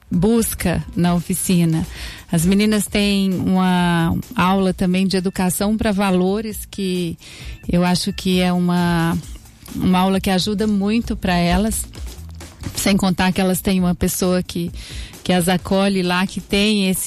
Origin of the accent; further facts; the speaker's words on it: Minas Gerais, Brazil; now in Araraquara, Brazil; Mineira, sou mineira, mas adotei Araraquara